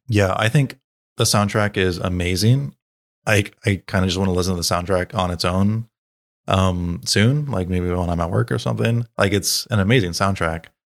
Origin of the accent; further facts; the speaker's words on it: United States; as an American